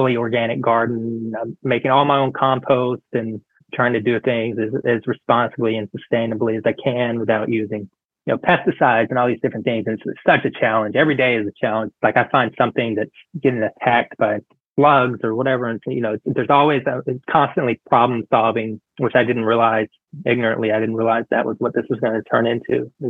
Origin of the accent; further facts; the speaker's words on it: Fort Worth, Texas, United States; born there; So I was born in Fort Worth, Texas. My family relocated when I was really young.